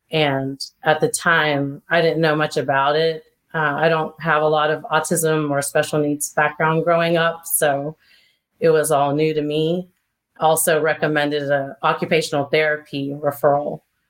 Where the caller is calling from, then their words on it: North Carolina, United States; I'm calling from North Carolina